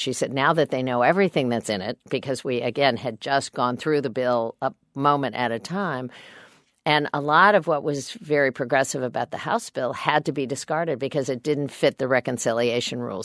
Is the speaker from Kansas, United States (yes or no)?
yes; Kansas, United States; I'm a Democrat from Kansas